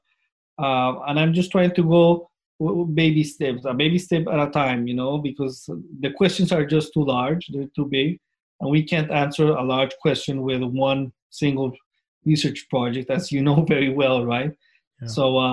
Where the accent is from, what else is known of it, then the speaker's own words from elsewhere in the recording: Colombia; moved away as an adult; I'm originally from Colombia. So I got my DVM in Colombia in 2002